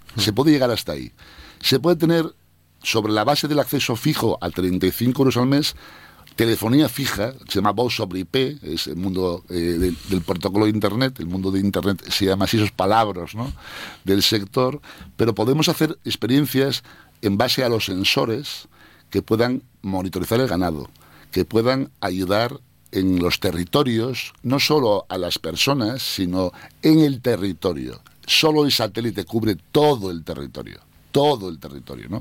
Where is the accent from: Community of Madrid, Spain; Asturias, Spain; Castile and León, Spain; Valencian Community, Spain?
Asturias, Spain; moved away; como asturiano